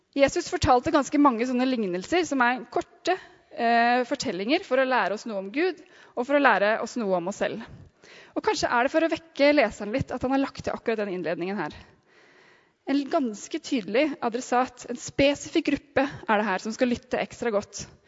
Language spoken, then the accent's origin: Norwegian; Sandefjord, Vestfold, Norway; now in Oslo, Norway